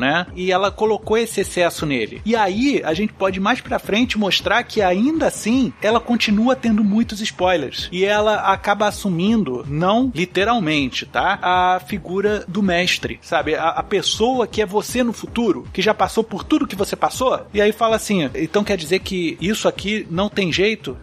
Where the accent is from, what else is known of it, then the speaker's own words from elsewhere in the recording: Brazil; eu falo como brasileiro